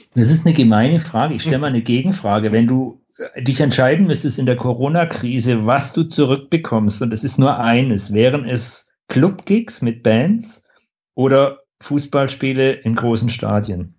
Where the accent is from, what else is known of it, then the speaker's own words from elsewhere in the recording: Stuttgart, Baden-Württemberg, Germany; bei uns in Stuttgart im Theaterhaus